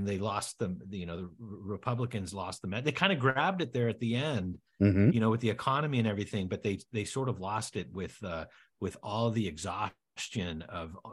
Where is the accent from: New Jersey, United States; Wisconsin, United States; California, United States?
California, United States; La Jolla; Born and raised in Southern California